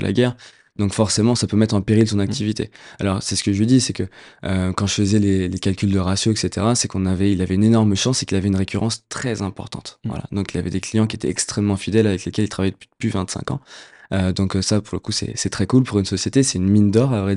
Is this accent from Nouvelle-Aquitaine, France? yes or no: no; Puteaux, Île-de-France, France; j'ai grandi à Puto, ville dans laquelle j'ai passé 25 mes premières 25 années.